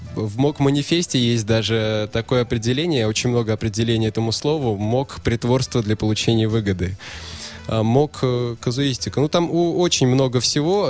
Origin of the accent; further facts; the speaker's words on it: Bashkortostan, Russia; moved away as an adult; now in Saint Petersburg, Russia; сам я приехал в прошлом году из Башкирии, угу. с родины